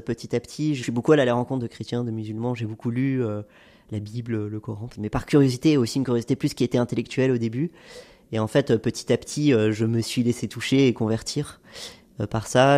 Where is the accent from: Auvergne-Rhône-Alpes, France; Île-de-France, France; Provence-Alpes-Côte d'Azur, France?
Auvergne-Rhône-Alpes, France; Haute-Savoie; j'ai grandi en Haute-Savoie d'un père français et d'une mère libanaise